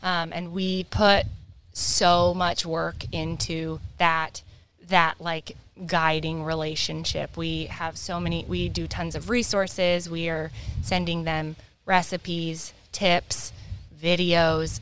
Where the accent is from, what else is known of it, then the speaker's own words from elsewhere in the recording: Whatcom County, Washington, United States; I grew up in Whatcom County.